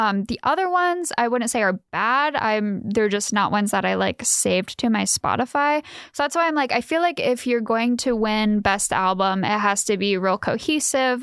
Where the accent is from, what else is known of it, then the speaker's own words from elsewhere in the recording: Ohio, United States; moved away as an adult; now in Fullerton, United States; I am from the Yeehaw town of Ohio